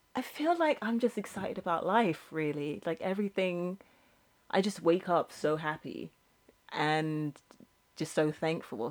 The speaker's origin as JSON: {"language": "English", "country": "United Kingdom", "said": "I'm British."}